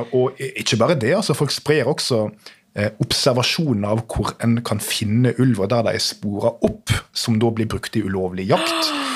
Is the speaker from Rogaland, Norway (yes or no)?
no; Nordfjordeid, Vestland, Norway; moved away as an adult; now in Oslo, Norway; satt i kommunestyret hjemme på Nordfjordeid